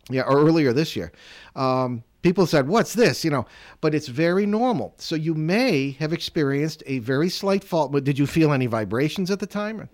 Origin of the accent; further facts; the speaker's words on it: Connecticut, United States; I grew up in Connecticut